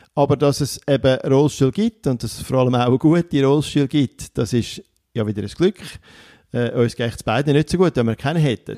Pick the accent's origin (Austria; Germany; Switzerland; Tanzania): Switzerland